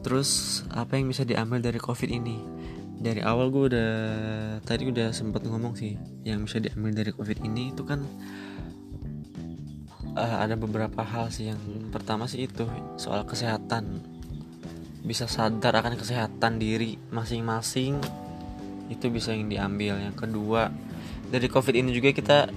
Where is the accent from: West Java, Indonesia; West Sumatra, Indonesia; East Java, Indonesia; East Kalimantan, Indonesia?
West Java, Indonesia; Karawang; born there; Gue asalnya dari Karawang Lahir juga di Karawang, tapi besar di di mana mana